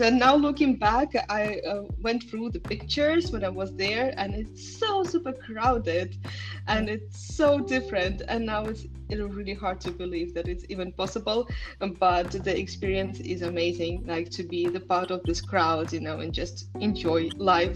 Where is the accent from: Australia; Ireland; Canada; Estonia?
Estonia; Tallinn, Harju County; moved away as an adult; now in Copenhagen, Denmark; I was born in Tallinn, and it's a very small uh, city in a very small country